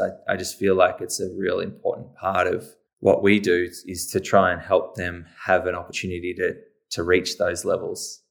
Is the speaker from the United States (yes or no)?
no; Cape Bridgewater, Victoria, Australia; moved away as an adult; now in Torquay, Australia; I was born in eighty-two, um, so we lived at Cape Ridgewater